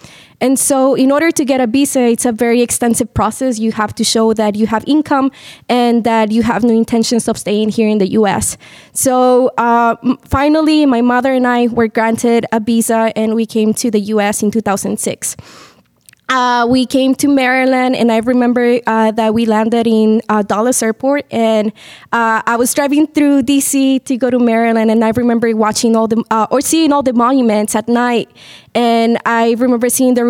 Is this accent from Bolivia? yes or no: yes; Bolivia; I'm originally from Bolivia.